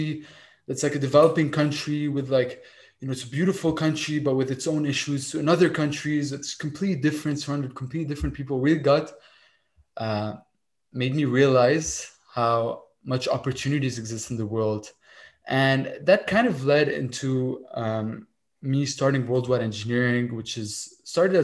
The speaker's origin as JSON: {"language": "English", "country": "Lebanon", "tie": "born or raised there", "moved": "as an adult", "lives_now": "Montreal, Canada", "said": "I kind of immigrated from Lebanon, moved to Montreal to pursue my engineering studies. And all my life, I grew up in Lebanon as a child"}